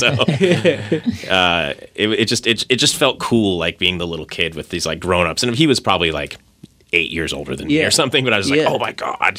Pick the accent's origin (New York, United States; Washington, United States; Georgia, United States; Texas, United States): Washington, United States; Bothell; Yeah, this is the Northwest. I grew up in Bothell.